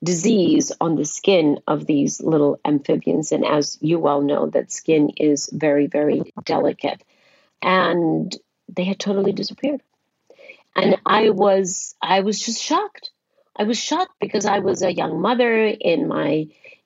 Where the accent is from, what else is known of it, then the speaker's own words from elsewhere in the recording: Costa Rica; When I was very young, under the age of 10 or maybe 10, I traveled with my parents who were politicians and traveled with them to every corner of my home country, Costa Rica